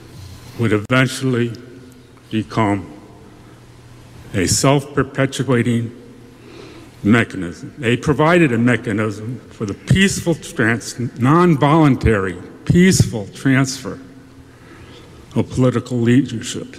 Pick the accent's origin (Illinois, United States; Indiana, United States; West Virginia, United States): West Virginia, United States; Spencer; my hometown of Spencer